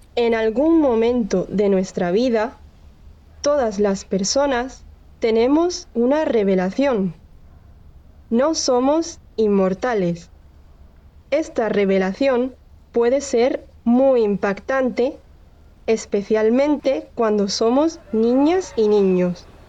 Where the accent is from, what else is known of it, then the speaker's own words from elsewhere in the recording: Andalusia, Spain; soy de Andalucía, en el sur de España